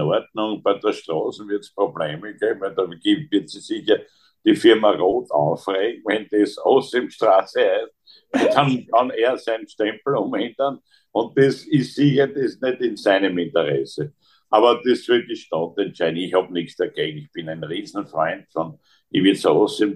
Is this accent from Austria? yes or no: yes; Graz, Styria, Austria; bei uns in Graz